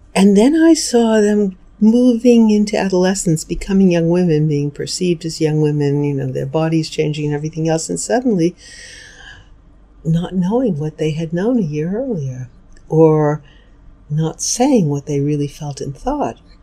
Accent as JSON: {"language": "English", "town": "New York City", "region": "New York", "country": "United States", "tie": "born or raised there", "said": "I grew up in New York City. I lived there till I went to college at 18"}